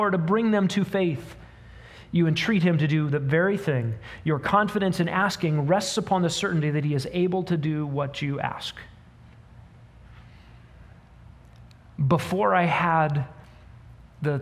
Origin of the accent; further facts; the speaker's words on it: United States; particularly as American humans